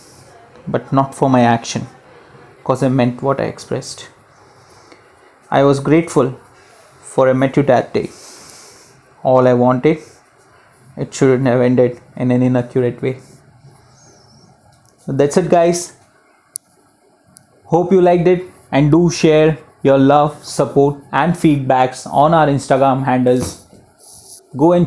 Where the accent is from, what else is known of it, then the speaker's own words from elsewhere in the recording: Mumbai, Maharashtra, India; I'm from Mumbai